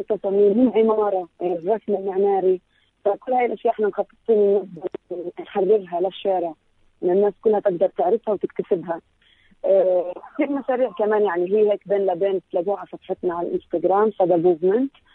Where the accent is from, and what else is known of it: Palestine